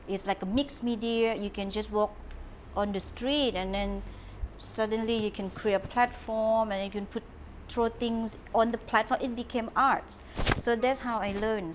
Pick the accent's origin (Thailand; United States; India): Thailand; Trang; English is a second language; moved away as an adult; now in Phuket, Thailand; My mom is from Trang. My dad's from Nakhon Si Thammarat. I'm from South Southern girl